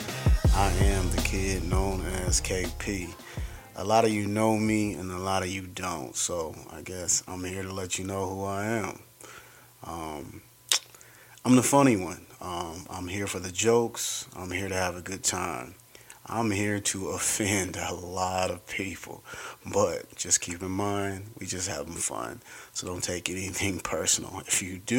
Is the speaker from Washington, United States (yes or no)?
no; Denver, Colorado, United States; I am from here, Denver, Colorado, Park Hill